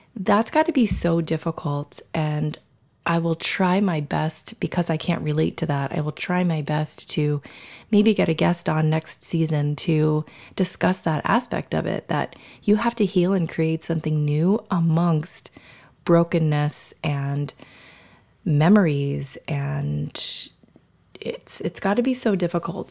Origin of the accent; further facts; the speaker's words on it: South Florida, United States; moved away as an adult; now in New York, United States; I grew up in Florida. Um, I, Florida is pretty much the only thing that I remember, South Florida, Southeast Florida.